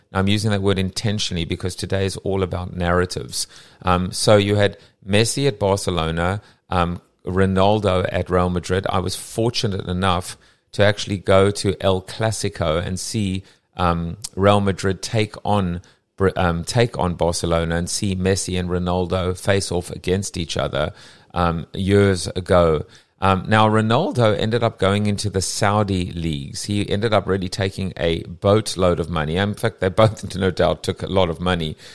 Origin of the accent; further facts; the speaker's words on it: South Africa; now in United States; I'm South African, ex-South African, what, you know, born in Sou-, I still have a South African passport